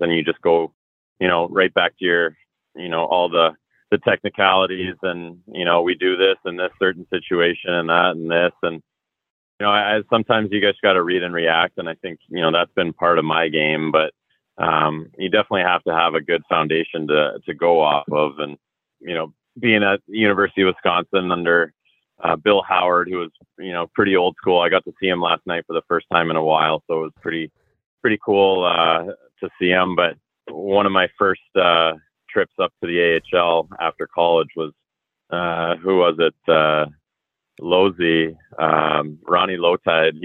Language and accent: English; Toronto, Ontario, Canada; growing up in the Toronto area